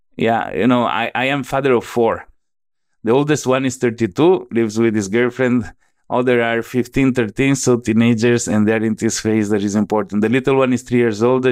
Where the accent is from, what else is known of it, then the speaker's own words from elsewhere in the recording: Venice, Veneto, Italy; accent: Italian; English is a second language; moved away as an adult; also born or lived in United States; now in Southeast Asia; I was born and raised in Italy, then at age eighteen, I started going to the United States